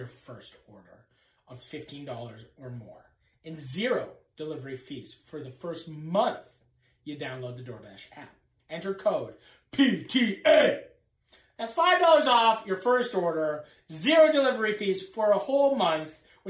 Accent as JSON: {"language": "English", "country": "Canada", "accent": "Canadian", "said": "my Canadian accent"}